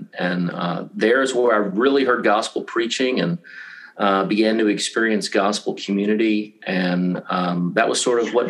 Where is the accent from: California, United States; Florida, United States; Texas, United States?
Florida, United States; now in St. Louis, United States; Since I was a little child growing up in Florida.